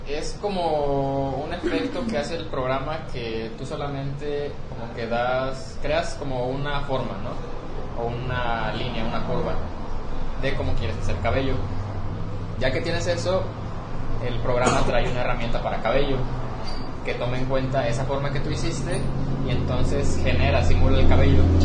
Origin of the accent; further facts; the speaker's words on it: Morelos, Mexico; moved away as an adult; now in Guadalajara, Mexico; he vivido toda mis 21 años en Morelos.